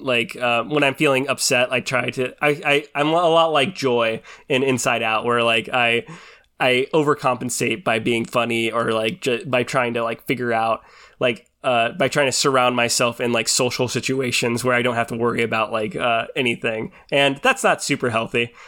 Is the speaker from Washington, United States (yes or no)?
yes; Washington, United States; I grew up in Washington